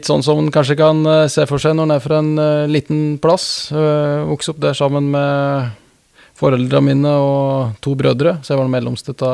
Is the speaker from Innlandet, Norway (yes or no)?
yes; Østre Toten, Innlandet, Norway; Toten er jo delt inn i, i, to kommuner, Østre og Vestre Toten, og jeg er fra Østre